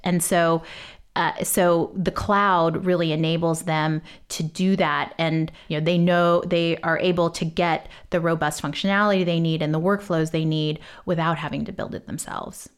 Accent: Texas, United States; I grew up in Texas

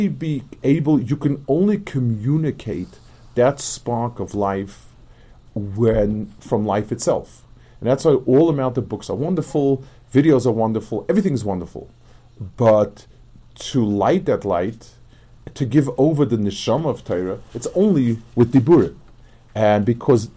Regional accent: New York City, New York, United States; moved away; I grew up on the Lower East Side

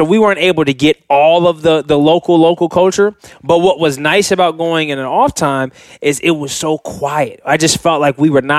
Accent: California, United States; growing up in California, I've seen amazing sunsets

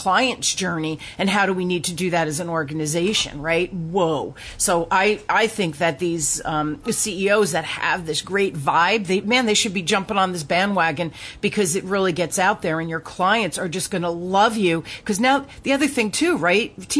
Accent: New Jersey, United States; accent: Jersey; I grew up in North Jersey.

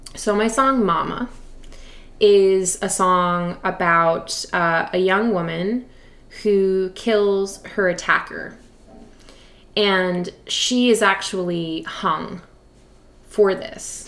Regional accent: Montreal, Quebec, Canada; moved away; I'm from Montreal originally.

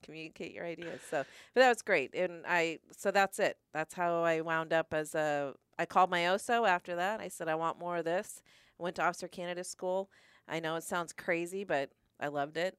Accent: Stafford, Virginia, United States; also born or lived in New Mexico; I grew up in Stafford

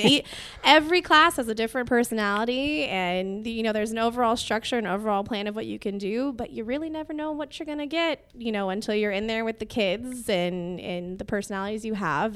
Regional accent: Whittier, California, United States; I grew up in Whittier

